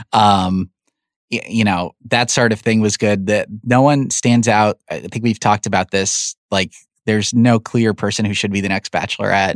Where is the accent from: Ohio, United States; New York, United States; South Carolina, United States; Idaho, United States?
New York, United States; I'm from New York